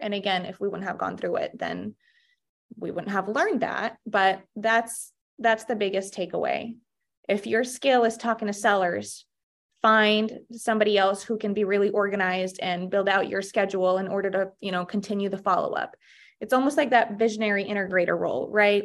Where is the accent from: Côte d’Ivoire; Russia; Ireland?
Russia; moved away; I actually was born and raised in Russia, and my mom came here, um, she brought me sixteen years ago